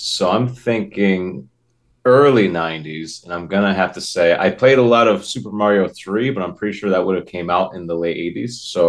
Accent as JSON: {"language": "English", "region": "Connecticut", "country": "United States", "said": "I'm from Connecticut."}